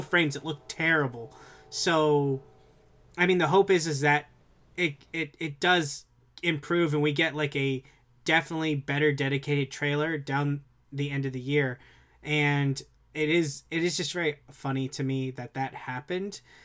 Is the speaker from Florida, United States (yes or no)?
yes; South Florida, United States; I'm from South Florida